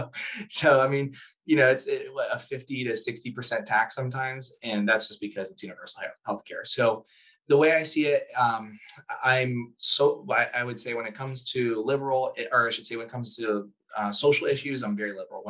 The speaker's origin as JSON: {"language": "English", "country": "United States", "said": "I'm American"}